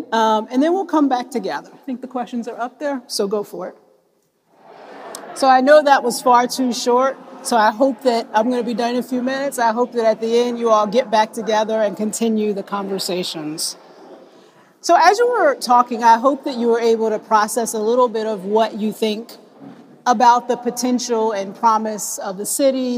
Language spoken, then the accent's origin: English; North Carolina, United States; moved away as an adult; now in Washington, United States; So when I came here, I came to DC in 2004. I came from North Carolina, a town of, at the time, of about 230,000 people.